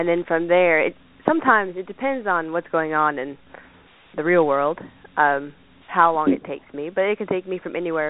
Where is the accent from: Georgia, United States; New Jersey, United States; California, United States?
Georgia, United States; Savannah; I was born and raised in Savannah, Georgia